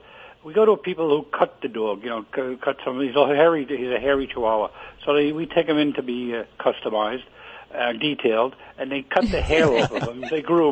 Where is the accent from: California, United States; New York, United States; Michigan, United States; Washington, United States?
New York, United States; New York City; moved away as an adult; also born or lived in Brooklyn / Staten Island / New Jersey; now in Weeki Wachee, Florida, United States; I was born in Greenwich Village.